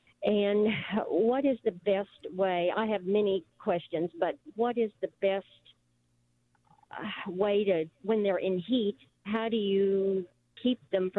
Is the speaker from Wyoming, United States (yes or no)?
yes; Green River, Wyoming, United States; I'm driving. Actually, I'm from Green River, Wyoming